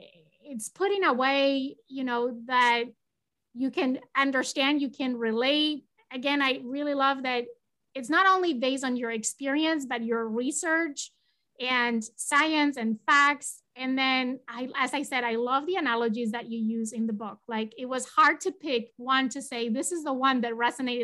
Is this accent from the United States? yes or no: no; Spain; English is a second language; I'm originally from Spain and they were leaving Spain and they were going to come and we were going to all celebrate together.